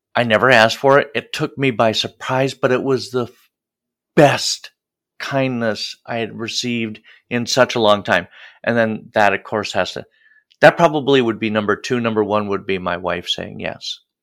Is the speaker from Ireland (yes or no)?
no; Midwest, United States; as a Midwesterner